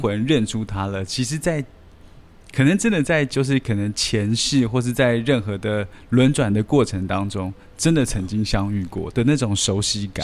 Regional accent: Taipei, Taiwan; 在台北，呃，长大的小孩，比如说像我好了

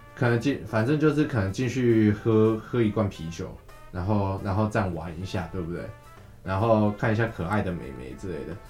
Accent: Kaohsiung, Taiwan; 身为高雄人，我是挺啊，我蛮挺的，我个人很希，很，很希望高雄是有支球队的

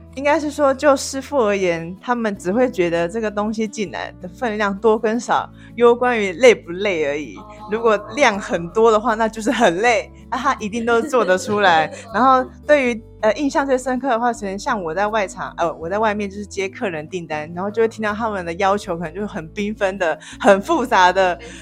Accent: Kaohsiung, Taiwan; moved away as an adult; now in Taipei, Taiwan; 那我来自高雄

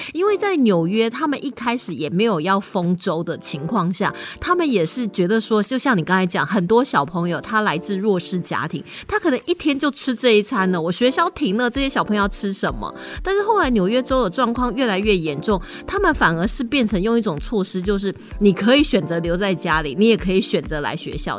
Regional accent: Taiwan; 是让我们台湾人会觉得，啊，不会吧？

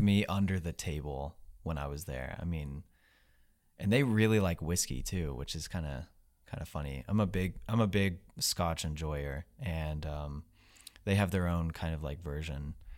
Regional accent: West Virginia, United States; I grew up in West Virginia

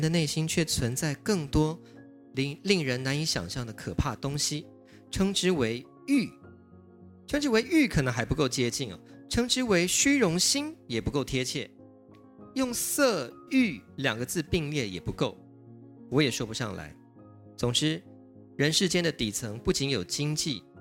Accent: Taiwan; 我们台湾人民

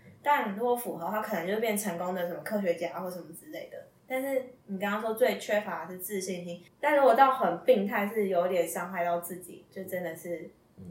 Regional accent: Taipei, Taiwan; also born or lived in Taichung; 我是台北人

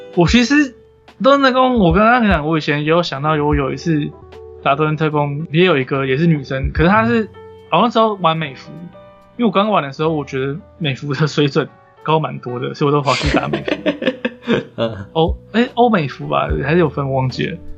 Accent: Taiwan; 其实我也不是日本人，我是台湾人

